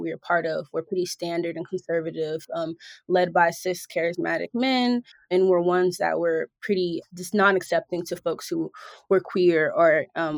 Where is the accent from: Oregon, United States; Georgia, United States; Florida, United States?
Georgia, United States; moved away as an adult; also born or lived in Philadelphia, Pennsylvania, United States; now in Los Angeles, United States; I was born in Philly. I spent my childhood in Georgia, and then I matured as an adult and got into my career